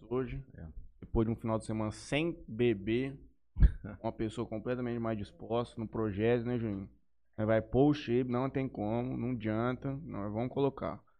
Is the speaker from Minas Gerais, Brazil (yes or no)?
no; Jales, São Paulo, Brazil; born there; Eu, na verdade, sou nascido em Jales, né?